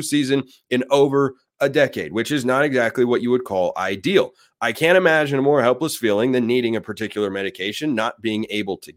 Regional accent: Oregon, United States; moved away; I'm, I'm from Oregon originally

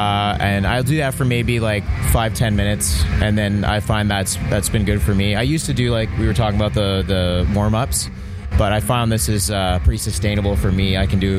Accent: Toronto, Ontario, Canada; No, we're from Toronto.

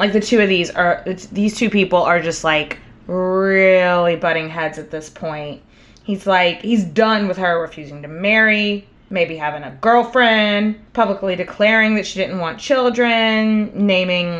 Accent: Texas, United States; As a Texan

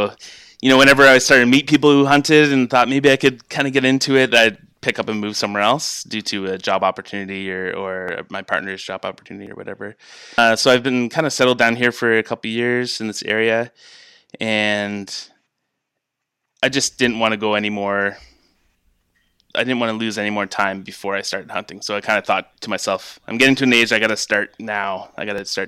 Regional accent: London, Ontario, Canada; also born or lived in Quebec / Alberta; I grew up in London, Ontario, which is kind of southwestern Ontario, close to Detroit, actually.

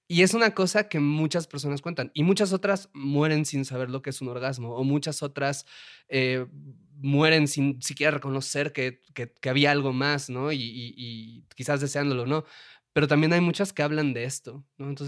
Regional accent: Puebla, Mexico; aquí el único que salva soy yo, que soy de Puebla, y pues a nosotros sí nos educaron de una manera católica y, este, y de buenas costumbres.

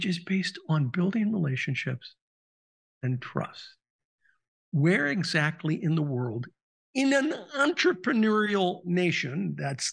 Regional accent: Southern California, United States; I grew up in Southern California

